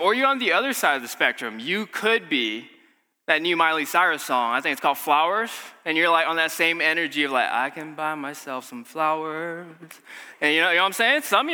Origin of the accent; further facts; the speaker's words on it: Malaysia; moved away; I'm from Malaysia